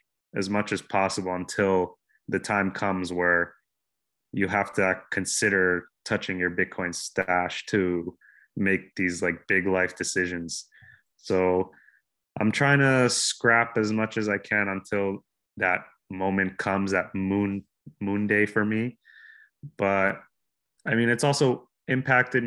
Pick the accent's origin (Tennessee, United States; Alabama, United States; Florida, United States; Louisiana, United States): Florida, United States; Miami; My home base is pretty much Miami, where I'm born and raised